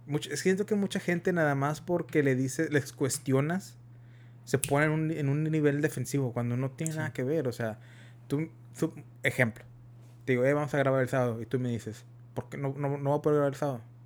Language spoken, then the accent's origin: Spanish; United States; somos de Estados Unidos, somos mexicanos, americanos y tenemos el tex tenemos el, inglés y el español